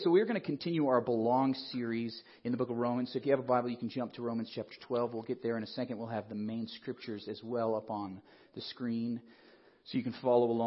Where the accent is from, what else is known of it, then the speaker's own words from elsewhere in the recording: Colorado Springs, Colorado, United States; also born or lived in Nebraska; now in Denver, United States; I grew up in Colorado Springs. I wasn't born here, but pretty much my whole life was raised in Colorado